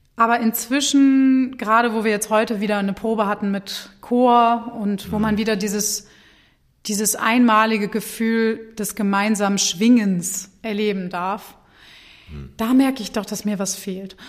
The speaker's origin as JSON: {"language": "German", "town": "Hanover", "region": "Lower Saxony", "country": "Germany", "also_born_or_lived": "Berlin / Munich / Mannheim", "moved": "as an adult", "lives_now": "Wuppertal, Germany", "said": "ich komme aus Hannover"}